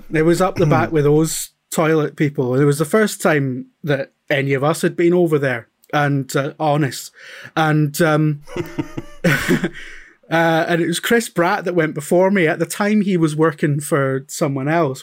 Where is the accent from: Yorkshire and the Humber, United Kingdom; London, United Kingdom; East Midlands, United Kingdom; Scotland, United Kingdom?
Scotland, United Kingdom; Scottish Central Belt; moved away as an adult; also born or lived in England; we grew up in the Scottish Central Belt